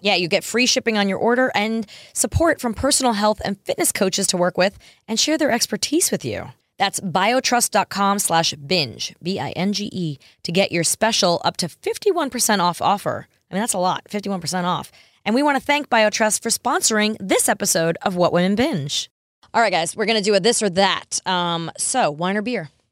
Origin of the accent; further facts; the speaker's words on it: New York, United States; moved away; I grew up in New York